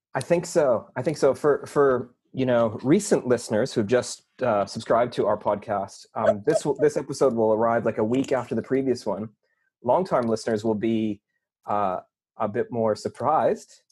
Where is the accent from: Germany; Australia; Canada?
Canada; moved away; growing up in Canada, about the same times I was going to the uni